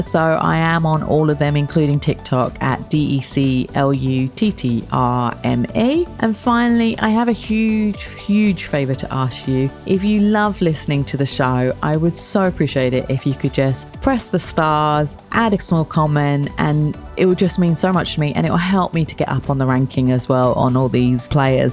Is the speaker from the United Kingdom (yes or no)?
yes; London, United Kingdom; moved away as an adult; also born or lived in Kent; now in United Arab Emirates; I'm from London, like, from Kent as well